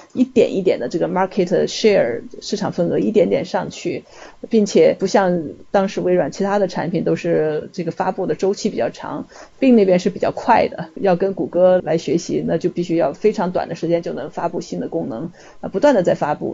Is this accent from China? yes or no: yes; China; 我们中国人讲的这种狼性